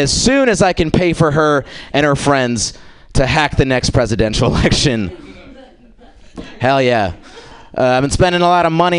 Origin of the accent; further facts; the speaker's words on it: India; I'm Indian, which is awesome because growing up, my parents told me I could be anything I wanted to be